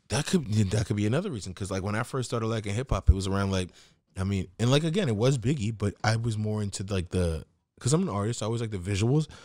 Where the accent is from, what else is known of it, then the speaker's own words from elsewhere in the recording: New York City, New York, United States; I'm from Queens